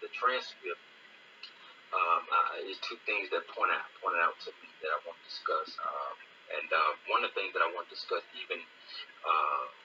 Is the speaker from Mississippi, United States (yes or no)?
yes; Greenville, Mississippi, United States; I'm from Greenville, Mississippi.